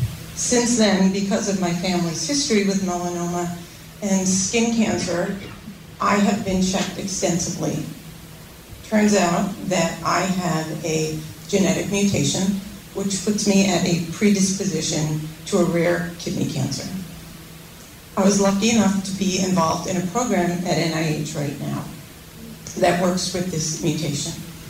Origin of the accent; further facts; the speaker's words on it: Southwest Harbor, Maine, United States; Senator Collins … I'm from Southwest Harbor